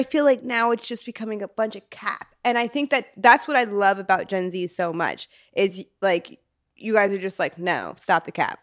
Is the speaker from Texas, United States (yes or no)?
no; New York, United States; now in Los Angeles, United States; I'm from New York